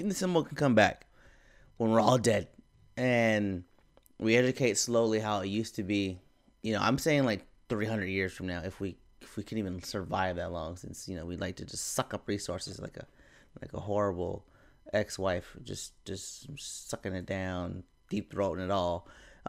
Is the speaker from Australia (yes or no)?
no; Philippines; I'm also Filipino.